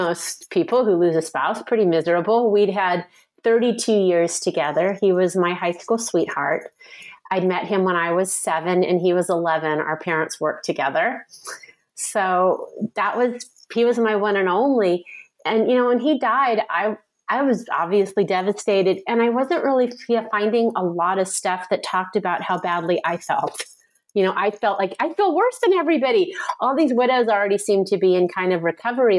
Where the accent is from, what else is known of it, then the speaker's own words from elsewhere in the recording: San Francisco Bay Area, California, United States; I grew up in the San Francisco Bay Area.